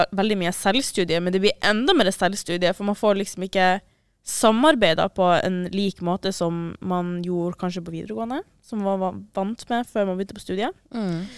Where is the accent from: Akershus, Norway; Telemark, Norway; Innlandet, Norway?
Akershus, Norway; Asker; moved away as an adult; now in Trondheim, Norway; Jeg er fra Asker.